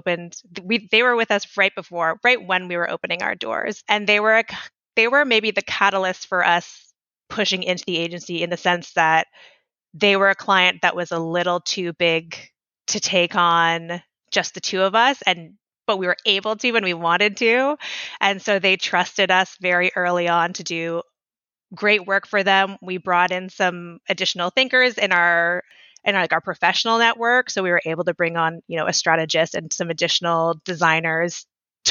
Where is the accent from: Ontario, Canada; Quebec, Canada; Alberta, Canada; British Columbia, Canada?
Ontario, Canada; Toronto; moved away as an adult; now in Ottawa, Canada; I'm from Toronto area